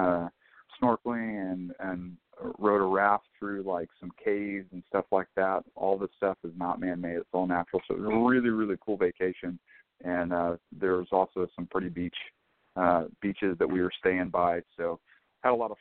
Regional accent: North Florida, United States; moved away as an adult; now in California, United States; I'm actually from Florida

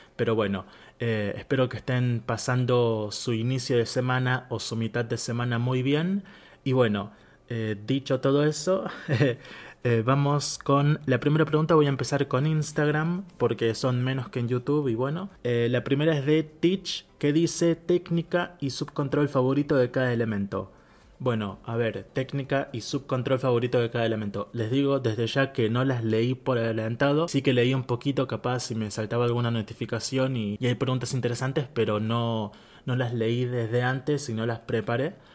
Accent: Argentina; soy argentino.

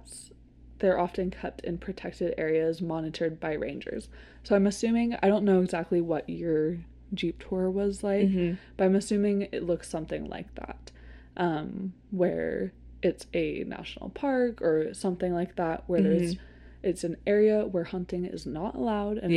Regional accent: Seattle, Washington, United States; I grew up in Seattle

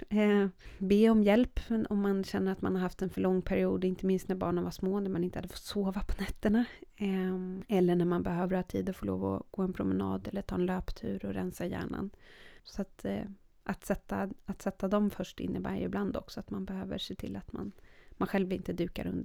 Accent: Sweden; also born or lived in Norway; dubbelt medborgarskap, jag är svensk och norsk.

